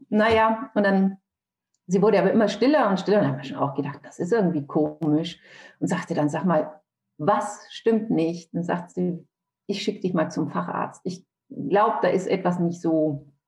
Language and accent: German; Nuremberg, Bavaria, Germany; ich komme aus Nürnberg, lebe aber mhm. jetzt hier in Niedersachsen.